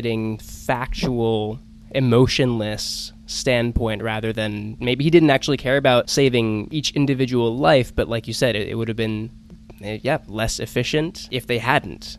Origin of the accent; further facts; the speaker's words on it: Georgia, United States; I'm from Georgia as well